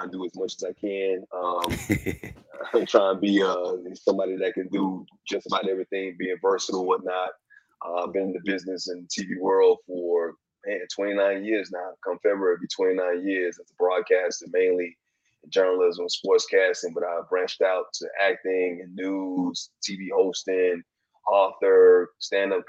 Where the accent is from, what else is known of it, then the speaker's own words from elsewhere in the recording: Bessemer, Alabama, United States; moved away; I grew up in Bessemer, Alabama